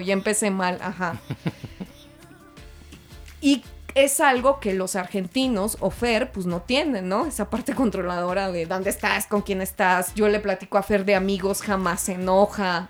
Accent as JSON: {"language": "Spanish", "country": "Mexico", "said": "soy mexicana"}